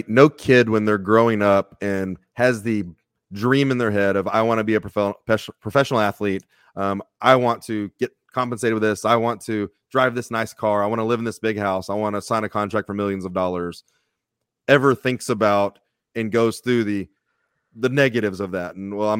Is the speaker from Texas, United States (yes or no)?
yes; Texas, United States; I got real lucky growing up in Texas.